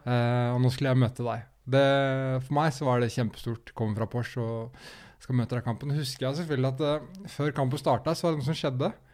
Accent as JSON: {"language": "Norwegian", "town": "Skien", "region": "Telemark", "country": "Norway", "said": "jeg er jo fra Skien."}